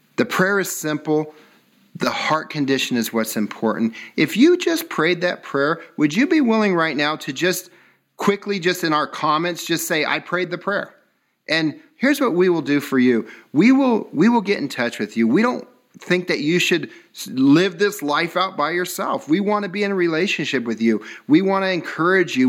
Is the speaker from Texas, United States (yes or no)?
no; Southern California, United States; I grew up in California, so this is Southern California